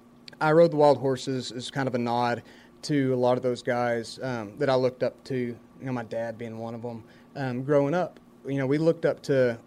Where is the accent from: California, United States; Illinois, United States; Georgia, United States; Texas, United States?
Texas, United States; Lubbock; moved away as an adult; now in Nashville, United States; So I'm really, really proud to be from Lubbock and to have grown up and spent most of my life in Lubbock. Yeah, Lubbock, Texas is great.